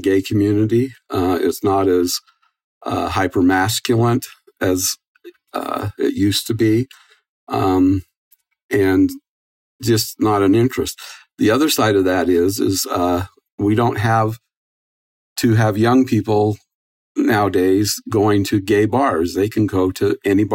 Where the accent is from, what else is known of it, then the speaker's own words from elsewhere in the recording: Driggs, Idaho, United States; now in Salt Lake City, United States; a small town rodeo every Friday nights in my hometown in Driggs, Idaho.